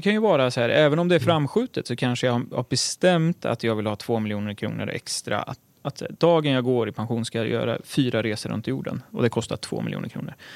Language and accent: Swedish; Örebro, Örebro County, Sweden; från Örebro, eh, där jag är uppvuxen